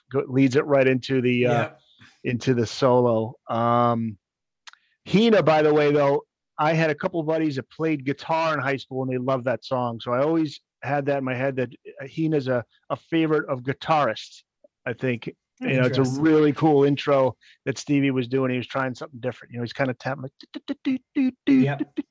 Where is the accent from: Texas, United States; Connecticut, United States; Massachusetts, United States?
Connecticut, United States; my home state here, Connecticut